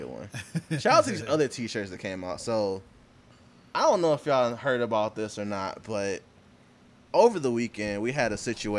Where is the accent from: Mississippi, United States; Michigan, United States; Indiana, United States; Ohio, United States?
Michigan, United States; Detroit; I was born in the East.